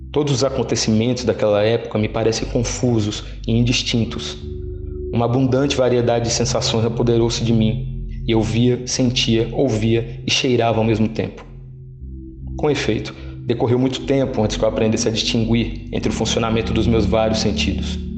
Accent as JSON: {"language": "Portuguese", "town": "São José dos Campos", "region": "São Paulo", "country": "Brazil", "tie": "born or raised there", "also_born_or_lived": "Pouso Alegre", "said": "eu nasci em Pouso Alegre, em Minas Gerais. Aí pequeno mesmo eu já fui para São José dos Campos, em São Paulo passei minha infância toda lá."}